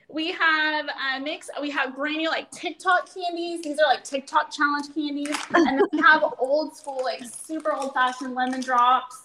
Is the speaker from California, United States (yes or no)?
yes; Ferndale, California, United States; now in Coburg, United States; I grew up in Ferndale in California